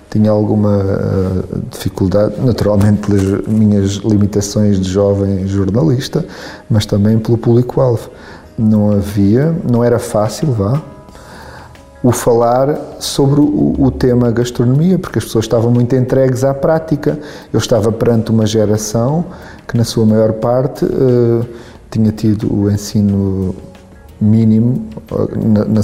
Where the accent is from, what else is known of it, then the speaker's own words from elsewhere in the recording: Algarve, Portugal; now in Lisbon, Portugal; Eu vim do Algarve para Lisboa para estudar Direito.